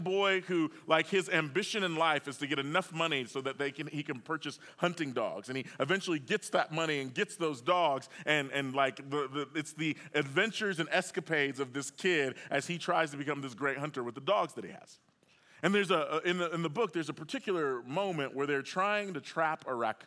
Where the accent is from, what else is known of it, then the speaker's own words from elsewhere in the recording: Oklahoma City, Oklahoma, United States; I grew up in Oklahoma City